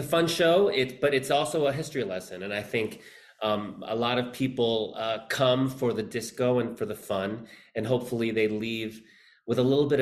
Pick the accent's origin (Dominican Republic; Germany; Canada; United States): United States; Northern Virginia; also born or lived in Philippines / Queens, New York; my mom got a job in DC, so I grew up in Northern Virginia